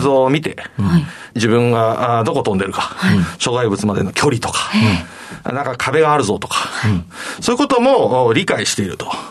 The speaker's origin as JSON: {"language": "Japanese", "town": "Toyohashi", "region": "Aichi", "country": "Japan", "tie": "born or raised there", "said": "愛知県の豊橋市というところですね。"}